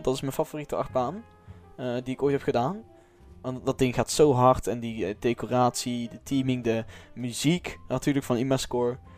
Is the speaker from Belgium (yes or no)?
no; Netherlands; ik als Nederlander kan geen Frans